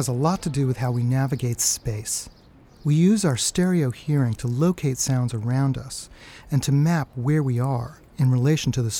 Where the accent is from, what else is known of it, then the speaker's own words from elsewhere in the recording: New York, United States; growing up in New York in the 1970s